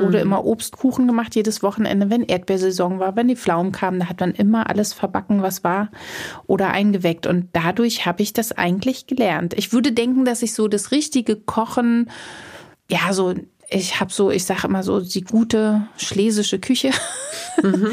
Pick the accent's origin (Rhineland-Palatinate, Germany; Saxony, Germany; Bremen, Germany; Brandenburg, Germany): Brandenburg, Germany; Potsdam; mein Kindergarten, muss ich dazu sagen, der war total schön schön am Schloss Charlottenhof in Potsdam. Also mhm. ich bin ein Kind des Parks Sanssouci